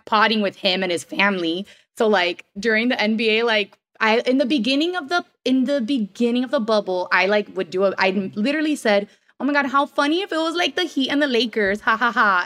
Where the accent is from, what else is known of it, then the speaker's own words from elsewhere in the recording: Miami, Florida, United States; I am born and raised in Miami